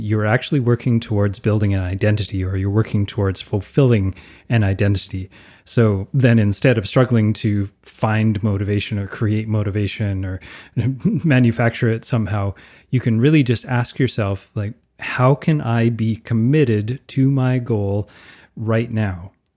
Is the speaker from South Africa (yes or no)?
no; Canada